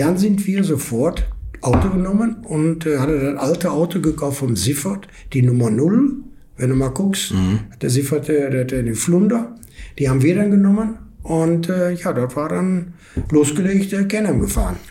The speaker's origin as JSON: {"language": "German", "town": "Essen", "region": "North Rhine-Westphalia", "country": "Germany", "tie": "born or raised there", "moved": "as an adult", "lives_now": "California, United States", "said": "Ich komme aus Essen, ja. bin in Essen geboren, aufgewachsen, alles"}